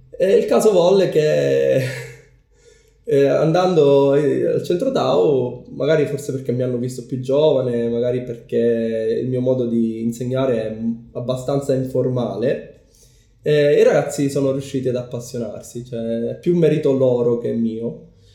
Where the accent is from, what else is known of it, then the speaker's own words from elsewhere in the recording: Palermo, Sicily, Italy; moved away as an adult; also born or lived in United Kingdom / Japan; sono nato e cresciuto a Palermo